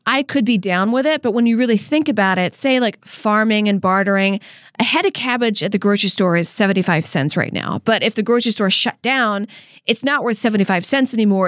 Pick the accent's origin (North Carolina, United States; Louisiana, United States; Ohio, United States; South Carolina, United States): Louisiana, United States; moved away; how I was raised in Louisiana